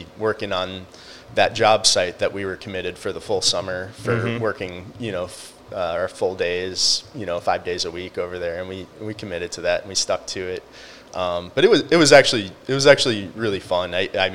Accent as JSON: {"language": "English", "town": "Sarasota", "region": "Florida", "country": "United States", "tie": "born or raised there", "said": "grew up in Sarasota"}